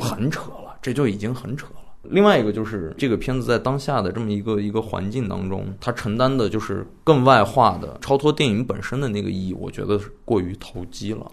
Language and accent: Chinese; Xining, Qinghai, China; 我在西宁长大的嘛